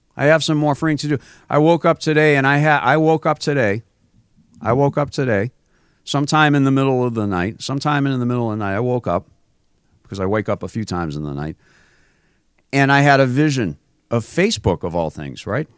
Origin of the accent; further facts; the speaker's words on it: Massachusetts, United States; I grew up in Massachusetts